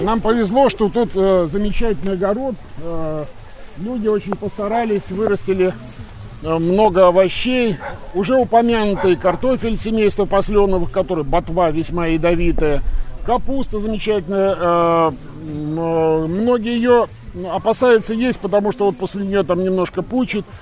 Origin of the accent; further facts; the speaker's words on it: Kaliningrad, Kaliningrad Oblast, Russia; moved away as an adult; also born or lived in Saint Petersburg area / Svetlogorsk area; now in Krasnolesye, Russia; Вообще-то я э, родом из Калининграда, то есть родился, вырос в Калининграде, учился под Питером